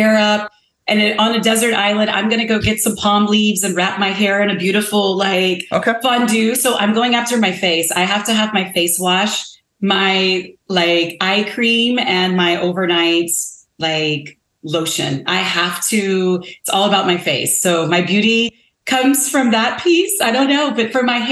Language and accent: English; the South, United States; moved away; I am originally from the South. I mean, I'm from the South. So my Southern roots, when I go home, what my mother's going to make me is grits